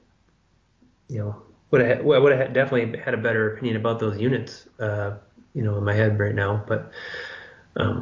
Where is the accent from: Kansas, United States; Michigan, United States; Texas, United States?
Michigan, United States; I grew up in Michigan. We kill 400,000 to 500,000 deer in a deer season here